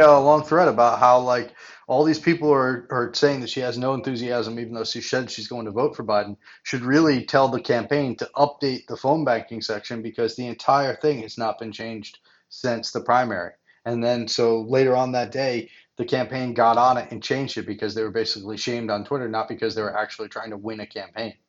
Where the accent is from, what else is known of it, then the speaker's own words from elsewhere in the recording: Rhode Island, United States; my home state of Rhode Island